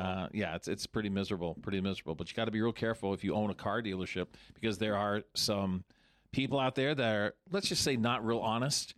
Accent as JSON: {"language": "English", "region": "Vermont", "country": "United States", "tie": "born or raised there", "said": "I grew up in Vermont my entire life, uh, born and bred"}